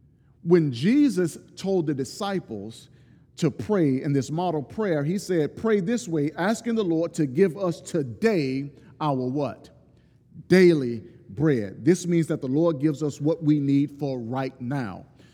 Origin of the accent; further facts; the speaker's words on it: Deep South, United States; I'm from the Deep South, and I know people in the South